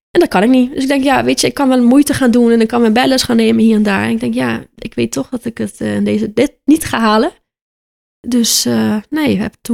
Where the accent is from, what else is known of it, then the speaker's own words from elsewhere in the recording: Aruba; moved away as an adult; now in Netherlands; ja, ik kom uit Aruba en ik ben nu 10 jaar in Nederland, woon ik nu.